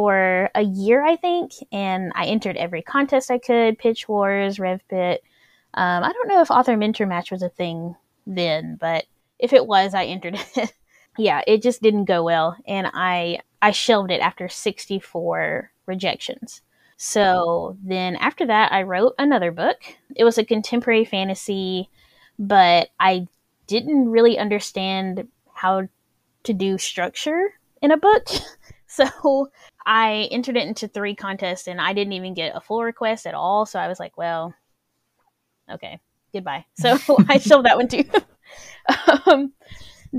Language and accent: English; Alabama, United States; I'm an author from Alabama